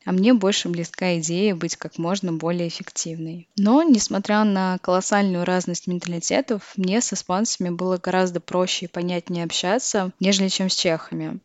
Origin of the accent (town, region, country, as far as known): Russia; now in Czech Republic